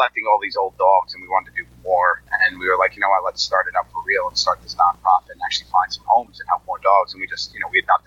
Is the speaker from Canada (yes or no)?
no; New York, United States; I grew up in New York